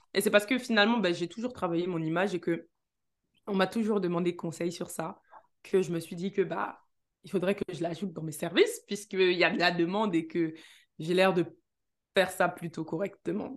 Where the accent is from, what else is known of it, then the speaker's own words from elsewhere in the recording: Neuilly-sur-Seine, Île-de-France, France; je suis née à Neuilly-sur-Seine